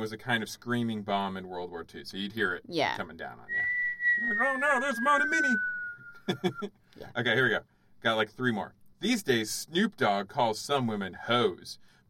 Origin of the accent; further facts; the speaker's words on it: Canada; I'm Canadian, so.